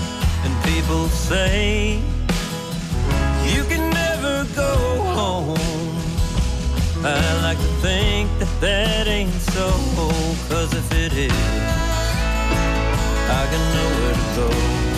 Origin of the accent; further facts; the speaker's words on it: Massachusetts, United States; I grew up on the South Shore, fishing in a cranberry bog, pulling largemouth bass. earth out of these old farm ponds. And people always ask me, where has your accent gone? I grew up around here, but I never had one.